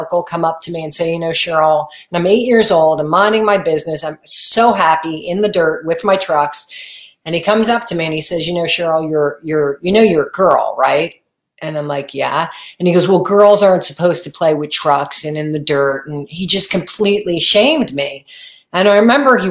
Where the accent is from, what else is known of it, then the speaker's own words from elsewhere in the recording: New Jersey, United States; I grew up in New Jersey